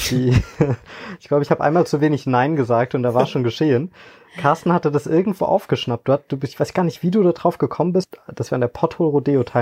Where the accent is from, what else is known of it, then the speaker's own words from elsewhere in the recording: Hoffeld, Rhineland-Palatinate, Germany; now in Frankfurt, Germany; komme gebürtiger aus der Eifel, bin in Hoffeld äh, aufgewachsen, wohne aber mittlerweile in Frankfurt